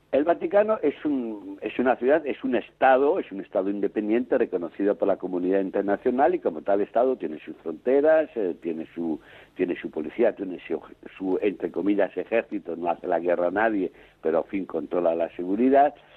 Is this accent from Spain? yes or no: yes; Spain; moved away as an adult; now in Rome, Italy; sigo siendo español por también por los cuatro costados